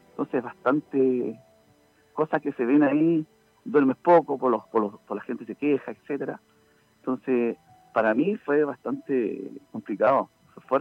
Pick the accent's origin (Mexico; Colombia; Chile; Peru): Chile; lo segundo que me molesta tanto es la irresponsabilidad que somos los chilenos